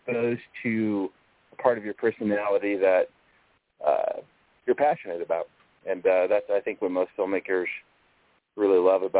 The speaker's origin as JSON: {"language": "English", "town": "Denver", "region": "Colorado", "country": "United States", "tie": "born or raised there", "also_born_or_lived": "Los Angeles, California", "moved": "as an adult", "said": "I was born and raised in Inglewood/Denver, Colorado"}